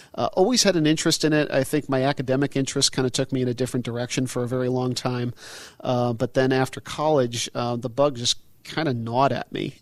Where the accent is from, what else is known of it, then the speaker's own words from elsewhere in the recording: Connecticut, United States; I grew up in Connecticut